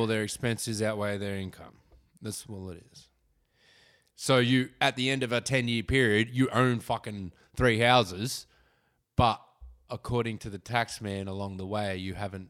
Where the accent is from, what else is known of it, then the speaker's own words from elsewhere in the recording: Wollongong, New South Wales, Australia; I grew up in Wollongong.